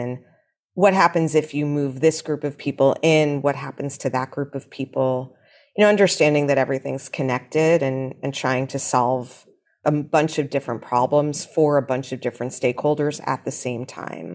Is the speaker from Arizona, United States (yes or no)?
no; New York City, New York, United States; I grew up here, and shockingly to a lot of people, my mother grew up here too